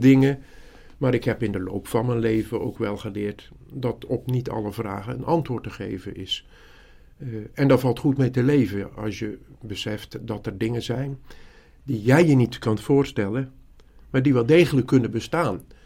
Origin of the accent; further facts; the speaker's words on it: Zeeland, Netherlands; ik kom uit Zeeland, dat is misschien goed om te weten. Een klein dorpje, zestienhonderd mensen aan de boorden van de Oosterschelde. Wij woonden achter de Oosterscheldedijk.